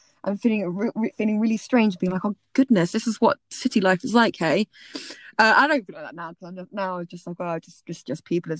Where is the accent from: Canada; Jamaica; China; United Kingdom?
United Kingdom; South of England; I mean, you know, you're Northerner, I'm Southerner